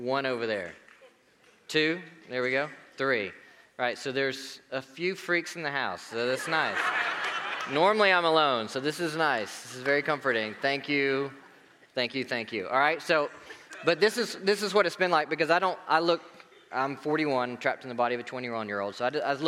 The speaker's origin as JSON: {"language": "English", "town": "Marietta", "country": "United States", "tie": "born or raised there", "moved": "yes", "said": "I grew up in Marietta. Go Blue Devils."}